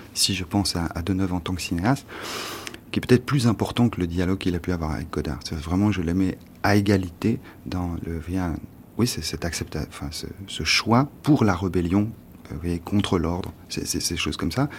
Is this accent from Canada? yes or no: no; France; Quand on est français